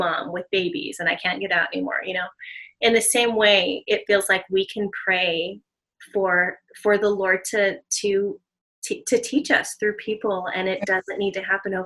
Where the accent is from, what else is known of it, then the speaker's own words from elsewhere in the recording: Southern California, United States; now in Hawaii, United States; growing up in Southern California, I grew up in a mostly Hispanic community.